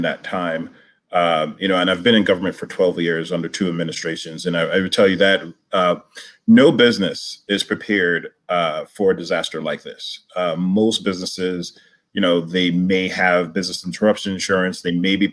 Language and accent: English; New York City, New York, United States; I live in Brooklyn, where I grew up and still remain